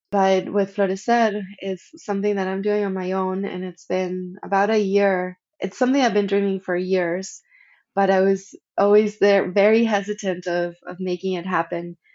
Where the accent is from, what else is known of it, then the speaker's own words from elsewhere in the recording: Argentina; moved away; when I came from Argentina, it was very difficult for me to honor my ancestry and my roots. I completely shut down my communication with Argentina.